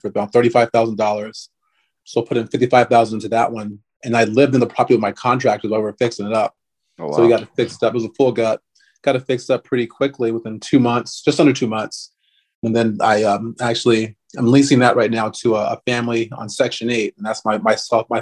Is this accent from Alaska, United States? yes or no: yes; Anchorage, Alaska, United States; I grew up in Anchorage, Alaska with my family, and my mom and my dad.